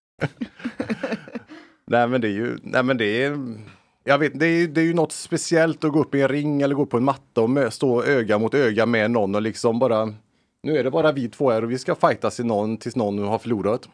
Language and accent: Swedish; Lilla Edet, Västra Götaland, Sweden; när jag växte upp i Lilla Edet